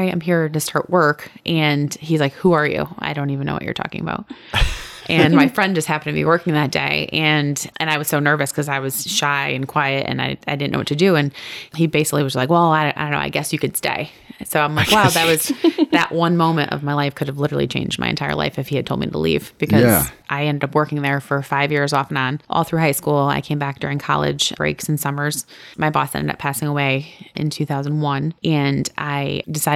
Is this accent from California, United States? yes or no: no; Watertown, Connecticut, United States; also born or lived in North Carolina / Middlebury / New York; I've grown up in Watertown most of my life since I was six. I was born in North Carolina, but I grew up in Watertown